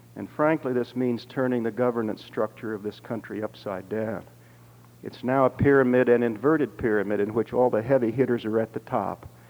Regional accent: Dayton, Ohio, United States; growing up in Dayton, Ohio

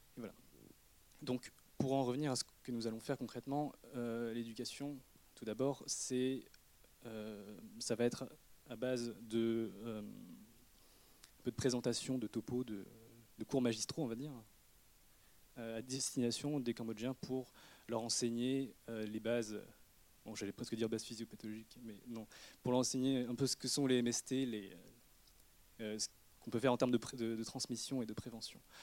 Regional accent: Redon, Brittany, France; je suis né à Redon, dans le Bretagne, fin fond de la Bretagne même, le 44 et le 35.

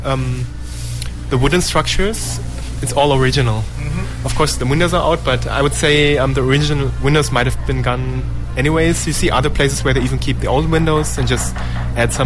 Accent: Germany; now in Korea; my home country, Germany

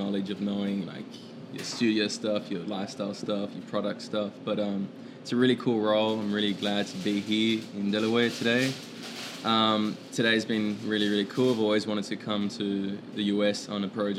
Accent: Sydney, New South Wales, Australia; I'm from Sydney, Australia.

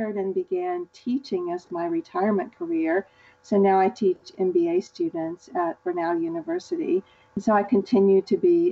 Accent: Augusta, Georgia, United States; now in Atlanta, United States; I live in Atlanta, Georgia, and even though I grew up in Augusta, Georgia

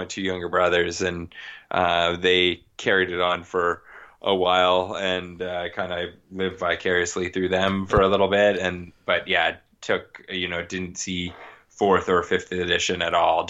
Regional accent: Toronto, Ontario, Canada; moved away as an adult; also born or lived in West Coast, Canada; I'm originally from Ontario, Canada, from the Toronto area. I mean, moved out to the West Coast and about 10 years ago

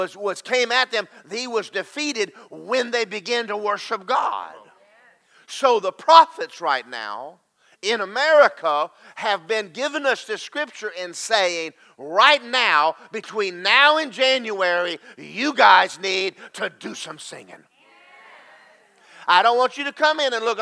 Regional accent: United States; we as American Christians

